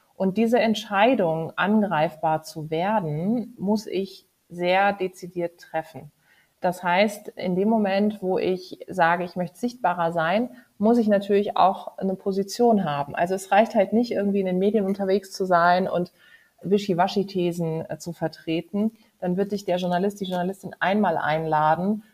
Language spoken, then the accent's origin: German; Karlsruhe, Baden-Württemberg, Germany; moved away; in meiner Heimatstadt in Karlsruhe